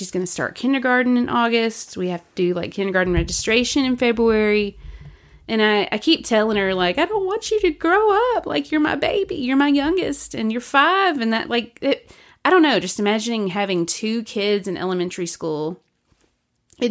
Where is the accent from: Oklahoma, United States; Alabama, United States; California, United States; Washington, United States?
Alabama, United States; Birmingham; moved away; Where I grew up in Birmingham, they don't even have salt trucks.